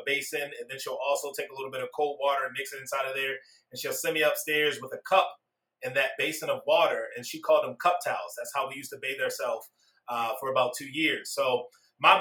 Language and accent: English; Baltimore, Maryland, United States; I was born and raised down in Baltimore, Maryland